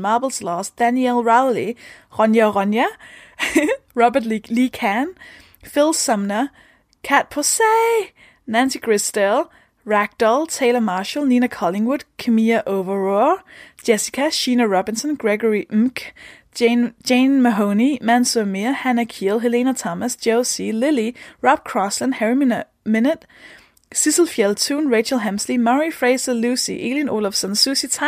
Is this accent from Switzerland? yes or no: no; Denmark; English is a second language; I'm from Denmark